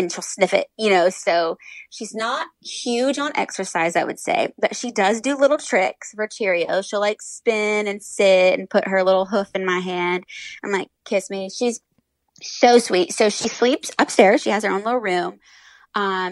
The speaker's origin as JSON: {"language": "English", "region": "Indiana", "country": "United States", "tie": "born or raised there", "said": "I grew up in Indiana around like pig farms"}